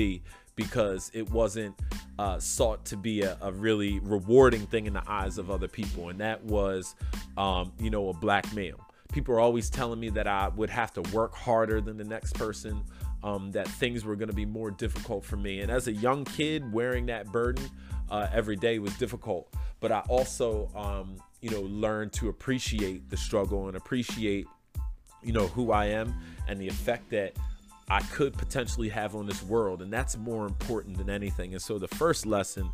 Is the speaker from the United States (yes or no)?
yes; Philadelphia, Pennsylvania, United States; I grew up in Southwest Philadelphia near the airport